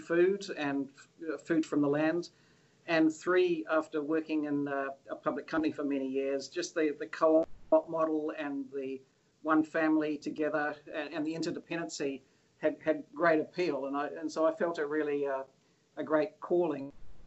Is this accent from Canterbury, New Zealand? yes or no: no; Auckland, New Zealand; moved away as an adult; also born or lived in Australia; I'm proud to say I'm a Kiwi. I was born up here in Auckland and schooled and you know, spent a lot of my childhood in New Zealand